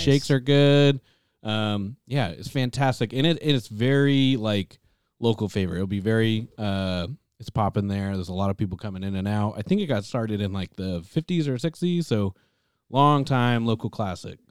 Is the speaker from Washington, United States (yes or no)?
yes; Tacoma, Washington, United States; We're from the Pacific Northwest